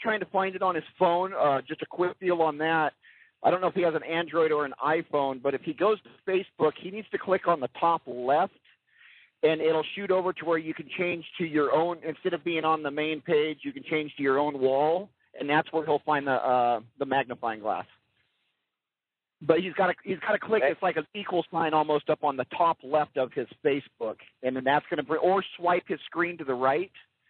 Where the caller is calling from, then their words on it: California, United States; I'm cruising through the California desert right now.